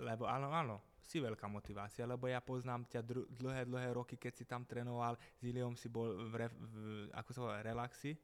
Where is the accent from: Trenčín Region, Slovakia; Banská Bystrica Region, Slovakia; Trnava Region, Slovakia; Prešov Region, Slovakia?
Trnava Region, Slovakia; Gabčíkovo; Ja som z Gabčíkova